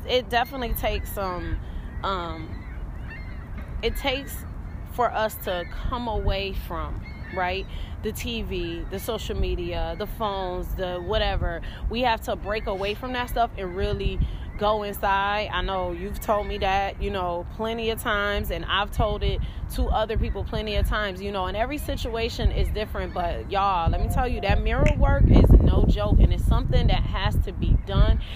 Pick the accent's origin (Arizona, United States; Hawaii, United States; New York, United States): New York, United States; Rochester; up here in Rochester, New York, where I'm from